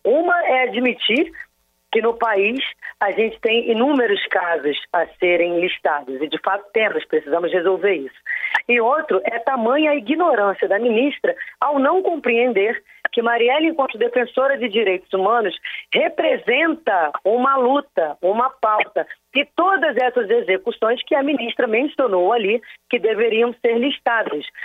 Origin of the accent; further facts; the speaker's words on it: Rio de Janeiro, Brazil; moved away; enquanto carioca